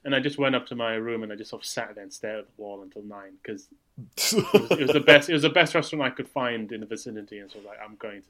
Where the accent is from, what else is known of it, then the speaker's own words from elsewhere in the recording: Malaysia; moved away; I grew up in Malaysia, which is very, very good food.